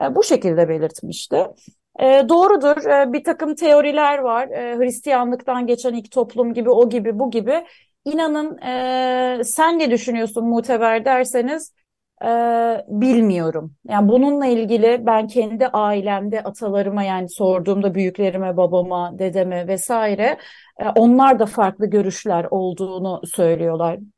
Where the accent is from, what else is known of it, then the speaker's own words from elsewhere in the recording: Mersin, Turkey; also born or lived in Antakya; biz e, köken olarak e, Suriye kökenliyiz ve e, yerleşik olarak Mersin ve Antakya'da bulunuyoruz. Ee, kökenimiz oraya yani Mersin ve Antakya yüzyıllar öncesinde